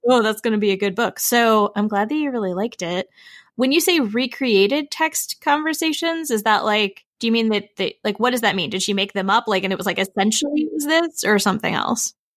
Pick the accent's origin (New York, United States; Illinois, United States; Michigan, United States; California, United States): Illinois, United States; I'm from Illinois pretty much